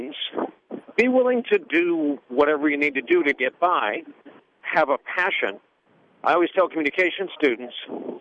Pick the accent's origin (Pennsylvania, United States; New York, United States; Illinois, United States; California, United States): New York, United States; New York area, United States; I grew up in the New York area all my life